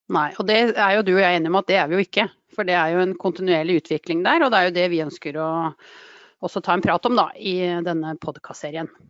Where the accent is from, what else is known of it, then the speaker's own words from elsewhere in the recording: Drammen, Buskerud, Norway; Ektefødt drammenser og lykkelig bestemor